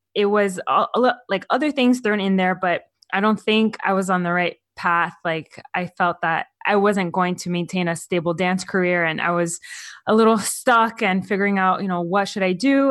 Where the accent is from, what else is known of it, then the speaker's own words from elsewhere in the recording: Miami, Florida, United States; moved away as an adult; now in California, United States; I'm from Florida